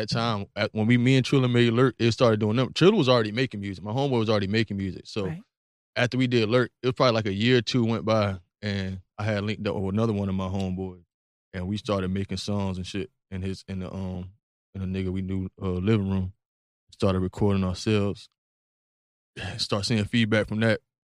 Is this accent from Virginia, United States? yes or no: yes; Virginia Beach, Virginia, United States; The beach. The real beach. Oceanfront.